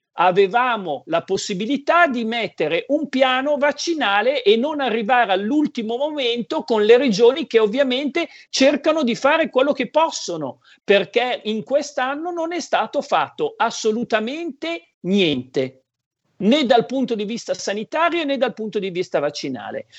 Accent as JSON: {"language": "Italian", "town": "Codogno", "region": "Lombardy", "country": "Italy", "said": "ti chiedevano da dove arrivi, da Codogno"}